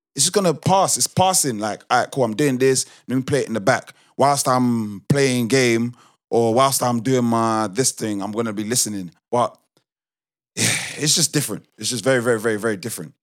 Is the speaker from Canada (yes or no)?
no; United Kingdom; I'm still quote unquote British. Like I grew up British. I'm Nigerian. I grew up Nigerian